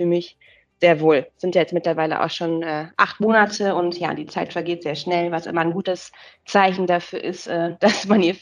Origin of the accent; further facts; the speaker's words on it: Münster, North Rhine-Westphalia, Germany; born there; now in Hamburg, Germany; als gebürtige Münsteranerin ist man immer mit einem Herz weiter in den Münster und versucht so ein bisschen Münsteraner Flair nach Hamburg zu übernehmen.